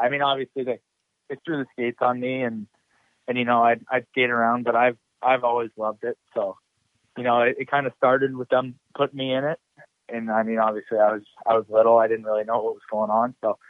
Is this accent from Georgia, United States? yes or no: no; St. Louis, Missouri, United States; born there; I was born in St. Louis, Missouri, and then I moved.